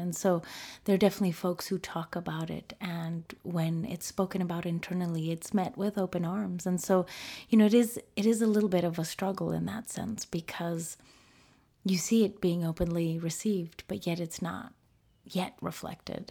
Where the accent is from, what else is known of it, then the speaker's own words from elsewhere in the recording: United States; first language Spanish; English is a second language; being born and raised in the United States